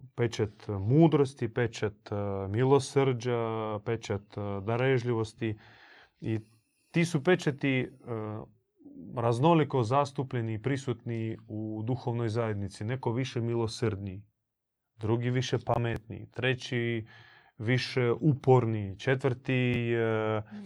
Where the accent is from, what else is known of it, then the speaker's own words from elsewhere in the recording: Croatia; kod nas u Hrvatskoj